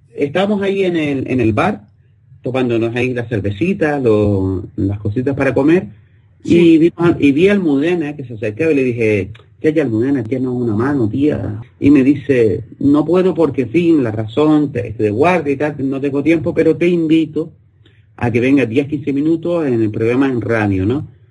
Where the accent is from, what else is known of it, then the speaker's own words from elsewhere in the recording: Spain; somos españoles